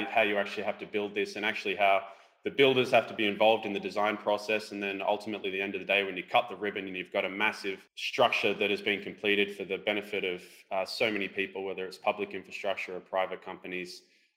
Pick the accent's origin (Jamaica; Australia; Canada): Australia